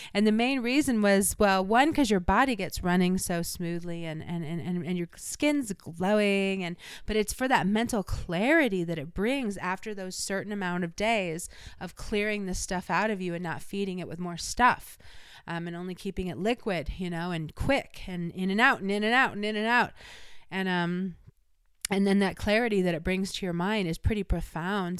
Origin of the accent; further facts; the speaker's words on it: Illinois, United States; I'm from Illinois